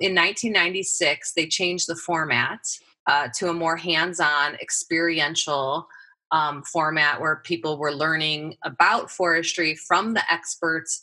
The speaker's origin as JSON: {"language": "English", "region": "Midwest", "country": "United States", "tie": "born or raised there", "also_born_or_lived": "Ohio", "moved": "as an adult", "lives_now": "Oregon, United States", "said": "I come from the Midwest. That's where I grew up."}